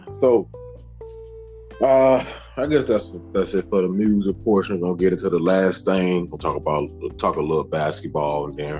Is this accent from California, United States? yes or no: no; Chicago, Illinois, United States; I love Dallas, but you know, from Chicago